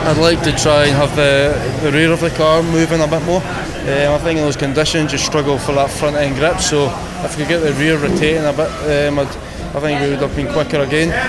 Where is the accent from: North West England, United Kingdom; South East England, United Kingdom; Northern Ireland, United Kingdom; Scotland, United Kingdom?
Scotland, United Kingdom; I'm Scottish